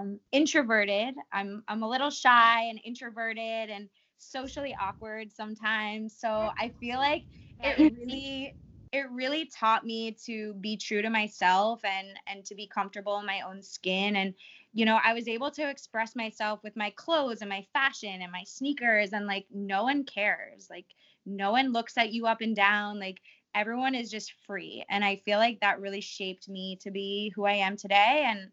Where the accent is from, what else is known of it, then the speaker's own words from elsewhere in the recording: Boca Raton, Florida, United States; moved away as an adult; also born or lived in New York City; growing up in Boca Raton, it really isn't reality. You know, it's a bubble. It's very sheltered. There isn't so much culture, and there's nothing against it. Like, I love Boca and I'm so fortunate to be able to grow up there